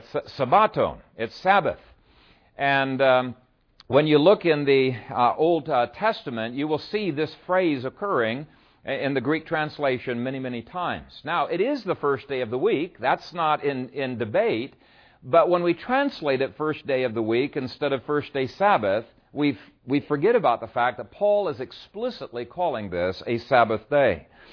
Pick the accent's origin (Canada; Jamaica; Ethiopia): Ethiopia; In many ways, it reminds me of the churches that I grew up with in Ethiopia.